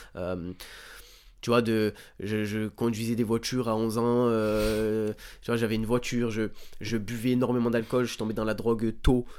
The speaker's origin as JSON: {"language": "French", "area": "Bouches-du-Rhône", "region": "Provence-Alpes-Côte d'Azur", "country": "France", "tie": "born or raised there", "said": "j'ai grandi dans les Bouches-du-Rhône, dans un petit village"}